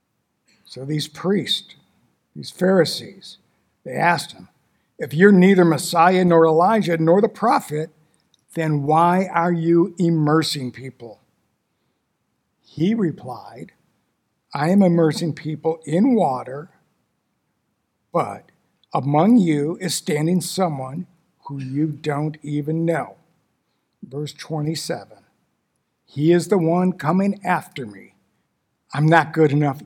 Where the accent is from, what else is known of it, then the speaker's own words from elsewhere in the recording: Detroit, Michigan, United States; I was born and raised in Detroit, Michigan, a long time ago.